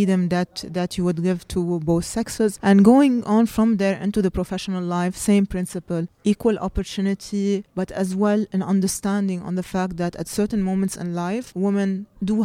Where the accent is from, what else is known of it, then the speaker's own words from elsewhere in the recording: Lebanon; moved away as an adult; now in Dubai, United Arab Emirates; I was brought up in Lebanon until the age of 30 when I decided to move to Dubai